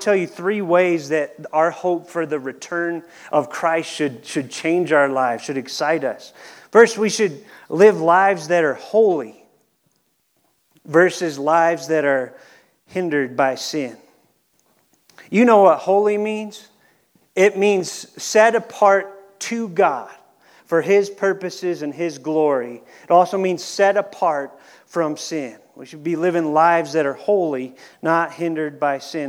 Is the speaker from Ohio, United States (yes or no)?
yes; Cleveland, Ohio, United States; we're from Cleveland